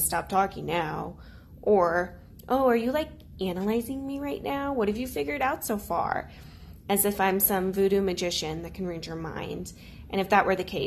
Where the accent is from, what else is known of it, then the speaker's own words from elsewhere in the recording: St. Louis, Missouri, United States; I'm from St. Louis, Missouri